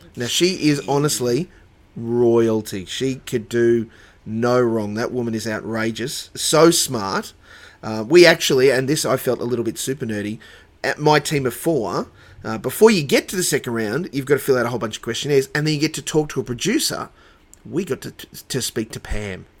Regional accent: Dubbo, New South Wales, Australia; moved away; also born or lived in Sunshine Coast, Queensland; I grew up in Dubbo

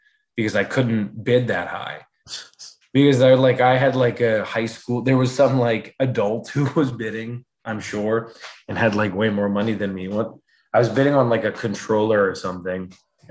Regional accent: Massachusetts, United States; moved away; I left it back in my childhood home in Massachusetts

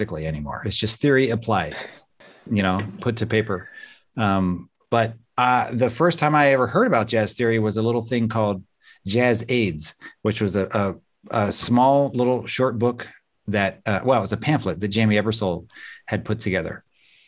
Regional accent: Southwest Pennsylvania, United States; I grew up in Southwest Pennsylvania

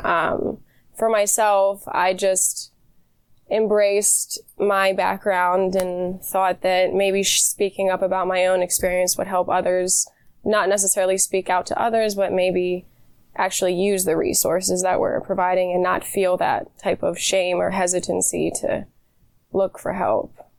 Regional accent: York, Pennsylvania, United States; I was born and raised in York, PA

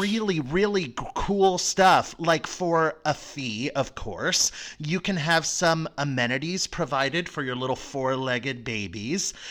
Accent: Florida, United States; I grew up in Florida

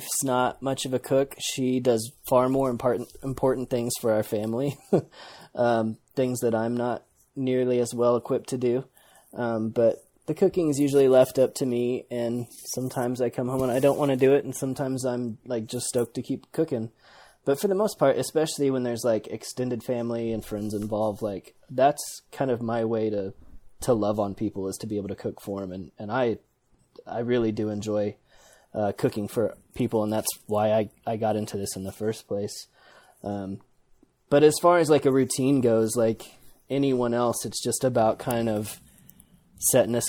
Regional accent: Wichita, Kansas, United States; moved away as an adult; I was born and raised in Wichita, Kansas

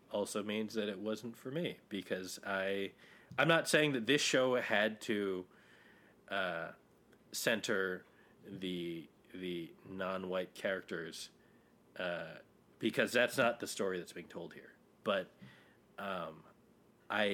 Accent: Hawaii, United States; I grew up in Hawaii, and I'm not ethnically Hawaiian.

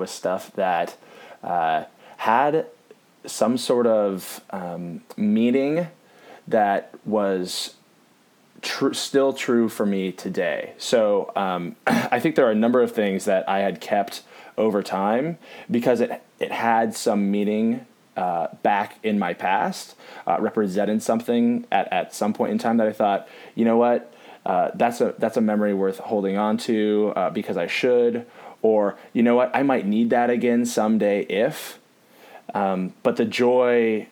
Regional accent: Seattle, Washington, United States; moved away; I'm from Seattle originally

